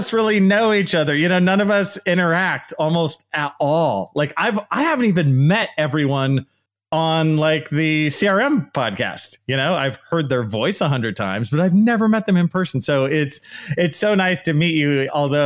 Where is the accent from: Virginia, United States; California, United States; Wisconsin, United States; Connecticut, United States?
California, United States; Bay Area; also born or lived in Santa Barbara / Los Angeles / Riverside; I'm originally from the Bay Area, and then I went to like Santa Barbara, then I went a little lower, and I went to the LA area, and then ultimately to Riverside